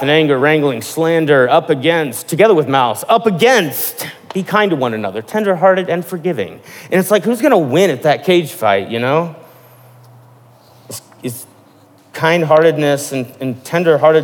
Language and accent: English; Midwest, United States; I'm from the Midwest, and at least in the part of the Midwest that I was from